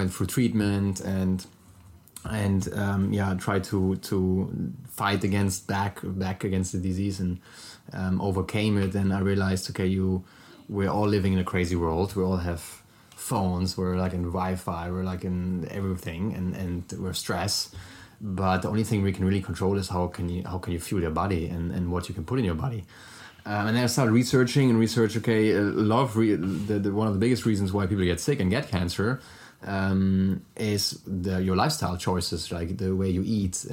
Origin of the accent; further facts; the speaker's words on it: Germany; accent: German; English is a second language; moved away; originally from Germany, so sorry for my German accent already